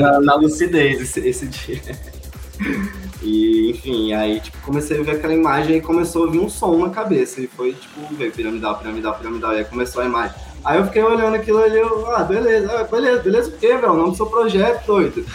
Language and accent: Portuguese; Alto Paraíso de Goiás, Goiás, Brazil; also born or lived in Rio de Janeiro / Moinho; crescer aqui é foi bom demais